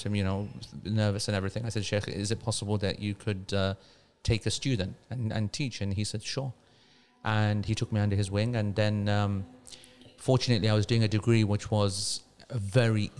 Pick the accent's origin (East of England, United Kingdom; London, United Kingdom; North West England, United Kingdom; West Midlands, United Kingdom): London, United Kingdom; moved away as an adult; also born or lived in Manchester; I'm from London, but I'm living in Manchester